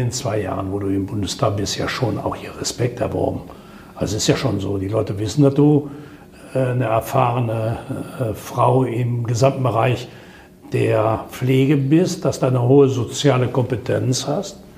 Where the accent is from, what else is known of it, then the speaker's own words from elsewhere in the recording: Würselen, North Rhine-Westphalia, Germany; Das haben wir in Würseln meiner Heimatstadt sehr intensiv erlebt